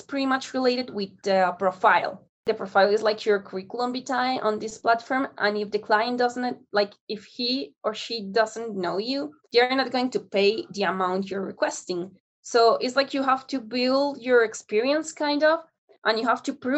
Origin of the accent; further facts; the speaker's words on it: Colombia; I'm from Colombia.